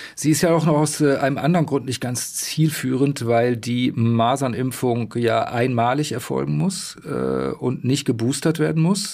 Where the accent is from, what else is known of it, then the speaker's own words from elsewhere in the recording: Saxony, Germany; bei uns in Sachsen